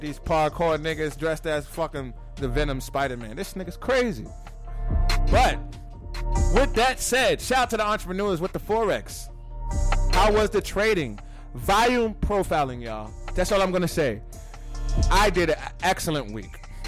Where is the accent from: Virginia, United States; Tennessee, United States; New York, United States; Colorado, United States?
New York, United States; New York City; I'm from Brooklyn